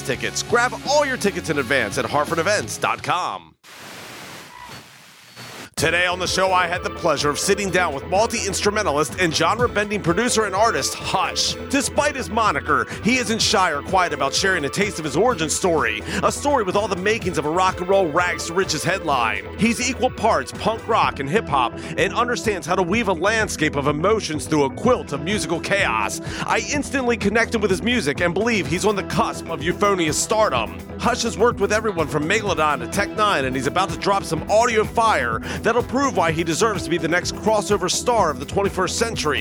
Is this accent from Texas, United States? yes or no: no; Baltimore, Maryland, United States; I'm from Baltimore, Maryland